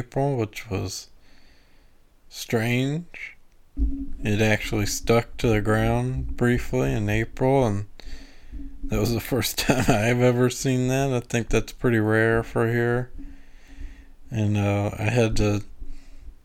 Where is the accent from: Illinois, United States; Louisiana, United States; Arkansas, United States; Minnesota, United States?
Louisiana, United States; now in St. Louis area, United States; I'm from Louisiana